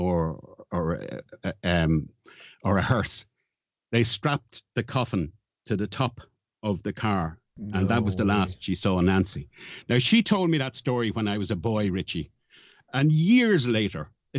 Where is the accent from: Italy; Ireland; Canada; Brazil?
Ireland; as Irish, some of us have problems with our THs